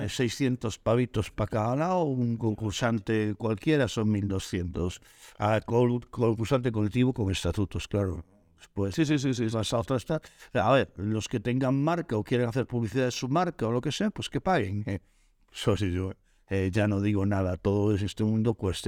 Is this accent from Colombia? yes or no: no; Galicia, Spain; los dos polos motores de nuestra comunidad está en Vigo y está en La Coruña